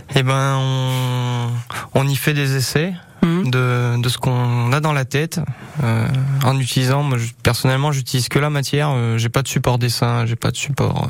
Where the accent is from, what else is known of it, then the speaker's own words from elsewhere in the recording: Brioude, Auvergne-Rhône-Alpes, France; also born or lived in Montbrison, Loire; now in Riom, France; j'étais de Brioude, j'ai grandi sur Brioude